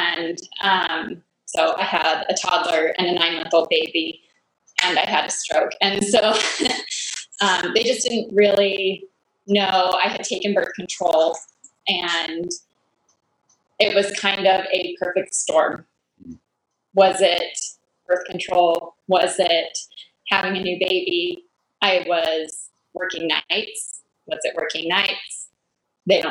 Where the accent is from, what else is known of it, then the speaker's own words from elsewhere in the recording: Colorado, United States; moved away as an adult; also born or lived in Texas; now in Michigan, United States; I was born in Colorado, and then I moved to Texas to go to school